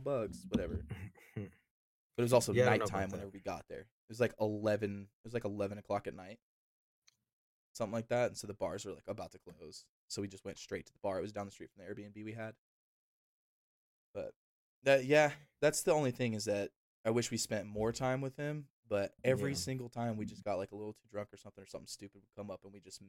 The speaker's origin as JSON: {"language": "English", "country": "United States", "tie": "born or raised there", "also_born_or_lived": "New Orleans, Louisiana / Texas", "said": "I grew up in New Orleans and Texas"}